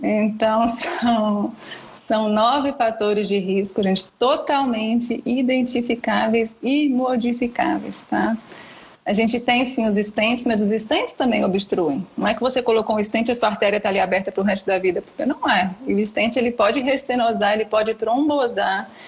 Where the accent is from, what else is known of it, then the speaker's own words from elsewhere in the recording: Minas Gerais, Brazil; moved away as an adult; now in São Paulo, Brazil; sou de Minas e vim para São Paulo para fazer residência médica, né? Hoje eu tô morando aqui, moro aqui já há 10 anos